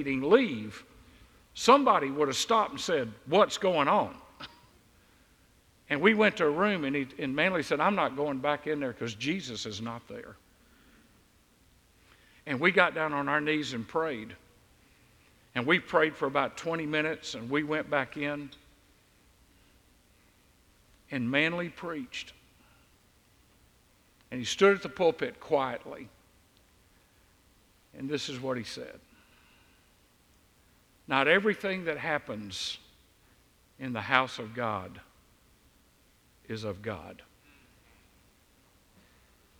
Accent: Deep South, United States; I grew up in the Deep South

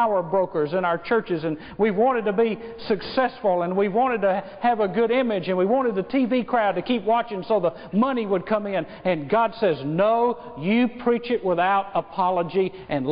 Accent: United States; I was born in America.

